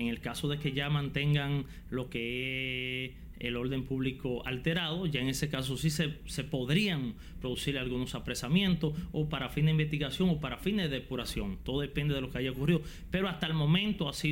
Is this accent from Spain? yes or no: no; Dominican Republic; Al final, en definitiva, todos somos dominicanos